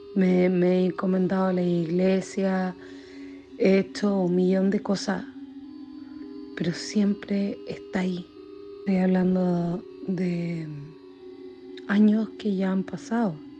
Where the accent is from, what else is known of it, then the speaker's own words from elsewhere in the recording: Chile; also born or lived in Coquimbo; Soy chilena